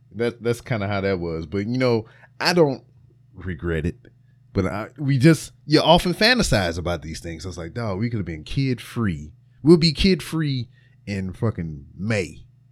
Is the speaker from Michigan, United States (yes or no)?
no; Louisiana, United States; my home state of Louisiana